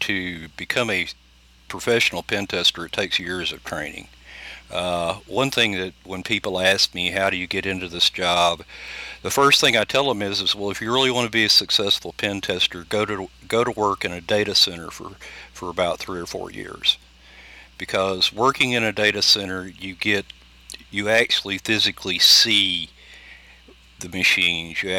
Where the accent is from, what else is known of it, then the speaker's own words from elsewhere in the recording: United States; being Native American